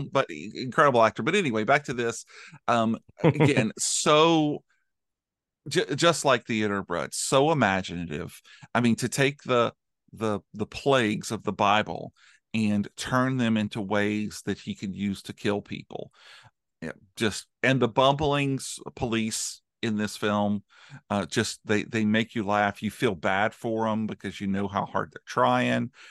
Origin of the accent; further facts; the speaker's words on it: United States; an American